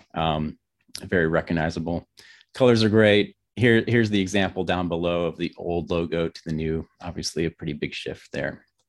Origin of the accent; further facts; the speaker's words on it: Grand Rapids, Michigan, United States; moved away as an adult; now in Bariloche, Argentina; I'm from Grand Rapids, Michigan, but, uh, we're living in the Patagonia region of Argentina.